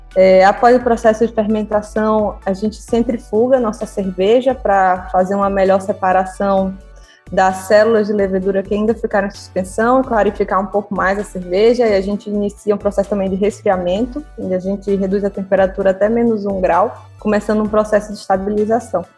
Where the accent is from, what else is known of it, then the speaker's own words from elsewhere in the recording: Sergipe, Brazil; moved away as an adult; also born or lived in Piraí / Teresina; now in Rio de Janeiro, Brazil; Sou sergipana